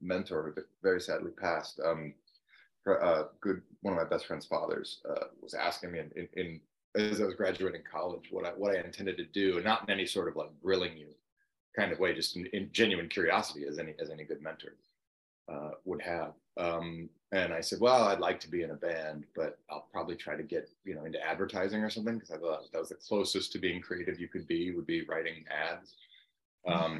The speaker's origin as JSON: {"language": "English", "town": "Cleveland", "region": "Ohio", "country": "United States", "tie": "born or raised there", "moved": "as an adult", "lives_now": "Los Angeles, United States", "said": "my hometown of Cleveland"}